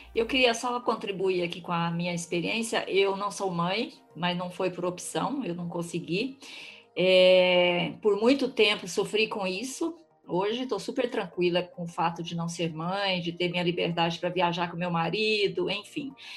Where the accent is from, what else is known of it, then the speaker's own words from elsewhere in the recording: Mato Grosso do Sul, Brazil; also born or lived in Cidade Gaúcha, Paraná; now in São Paulo, Brazil; Nós somos irmãs, nascemos na mesma cidade, cidade gaúcha no Paraná, crescemos no Mato Grosso do Sul